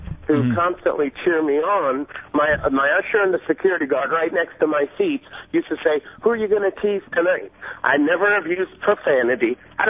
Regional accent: Central Florida, United States; also born or lived in Iran; I was born in Iran. I came here 30 and a half years ago, and I've been right in Central Florida

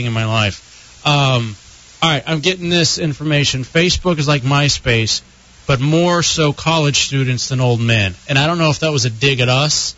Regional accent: Texas, United States; My home state of Texas

